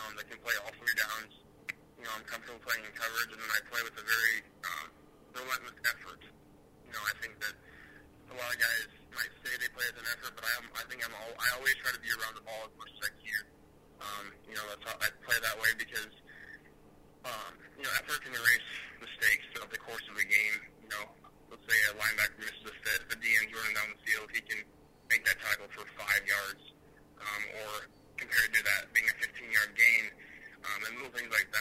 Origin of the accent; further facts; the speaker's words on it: Wyoming, United States; Wyoming is what made me and is who I am today.